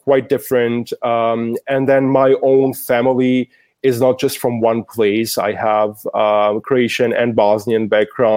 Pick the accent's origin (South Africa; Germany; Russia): Germany; also born or lived in Yugoslavia; growing up in Germany, having a refugee background